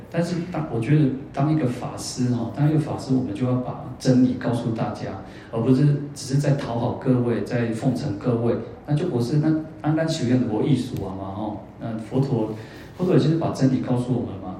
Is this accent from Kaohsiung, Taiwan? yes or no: yes; Kaohsiung, Taiwan; moved away as an adult; now in Taipei, Taiwan; 我在高雄太那么久，二十几年哦，从小就在那边二十几年